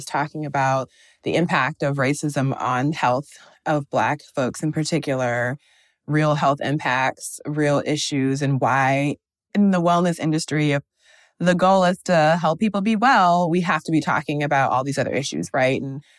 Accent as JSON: {"language": "English", "region": "Midwest", "country": "United States", "tie": "born or raised there", "said": "And I think growing up in the Midwest and then going to a school where I was the only like Black girl in my class"}